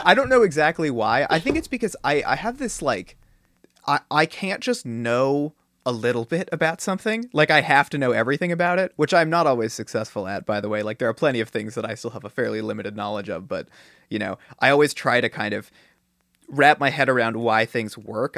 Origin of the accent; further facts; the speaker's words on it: Silicon Valley, California, United States; I grew up in Silicon Valley